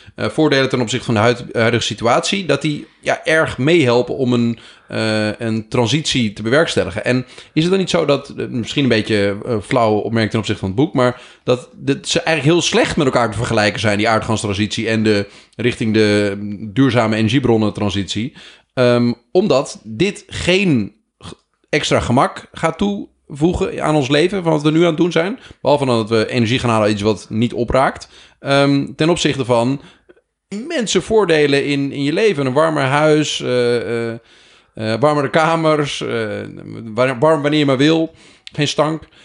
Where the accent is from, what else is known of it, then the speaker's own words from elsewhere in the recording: Groningen, Netherlands; Ik ben ook een Groninger